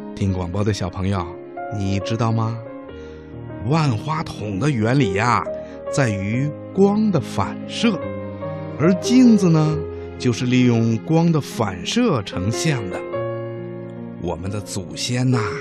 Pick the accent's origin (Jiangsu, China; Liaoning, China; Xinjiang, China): Xinjiang, China; 一年五岁了，我来自新疆